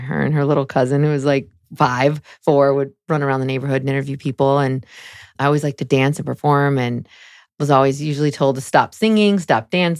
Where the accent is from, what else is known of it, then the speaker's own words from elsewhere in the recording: San Jose, California, United States; So I grew up in Northern California in San Jose.